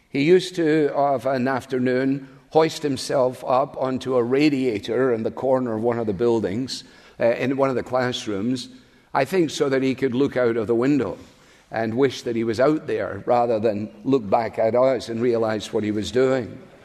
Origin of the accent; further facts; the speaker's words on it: Scotland, United Kingdom; now in United States; as a Scotsman